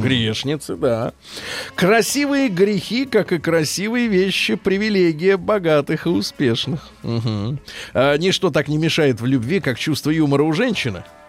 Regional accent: Saint Petersburg, Russia; я родился в Ленинграде, э, в блокаду

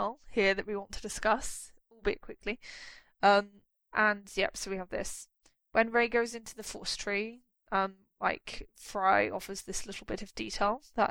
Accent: United Kingdom; as a British person

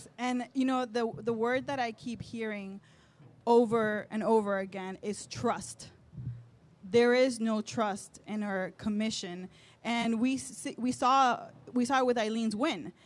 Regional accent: Nicaragua; now in Miami, United States; I am from Nicaragua and I grew up in a farm.

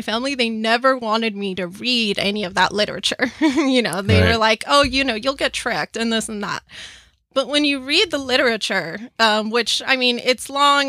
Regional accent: Cuba; moved away; We're from Cuba.

